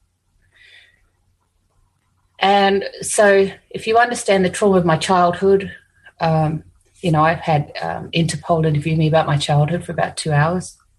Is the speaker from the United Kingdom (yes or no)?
no; New Zealand; now in Australia; I'm from New Zealand, so, you know, Māori ancestors who were warriors